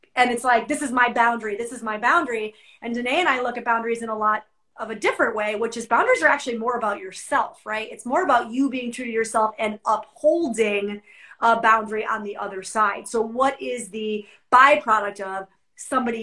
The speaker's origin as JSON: {"language": "English", "region": "New York", "country": "United States", "said": "I'm a New Yorker"}